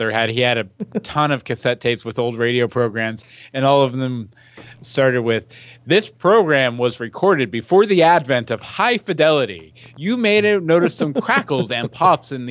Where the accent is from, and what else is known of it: Katy, Texas, United States; born or raised there